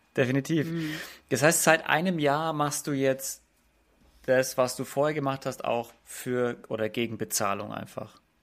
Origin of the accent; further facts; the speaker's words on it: Germany; bei uns in Deutschland